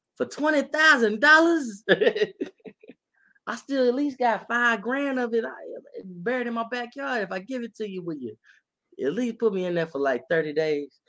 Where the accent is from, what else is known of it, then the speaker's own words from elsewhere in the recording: Texas, United States; I lived here my whole life.